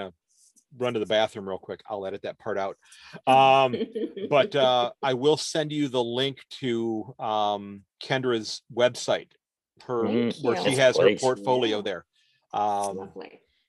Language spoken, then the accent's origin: English; United States; as an American